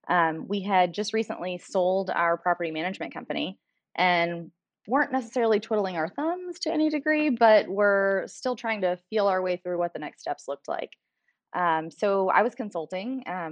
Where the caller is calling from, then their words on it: McKinney, Texas, United States; So technically the McKinney, Texas area, but we are actually in an offsite